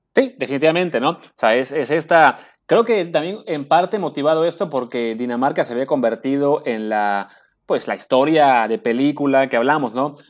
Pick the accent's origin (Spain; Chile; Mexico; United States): Mexico; como mexicanos nosotros pues no somos muy de querer Argentina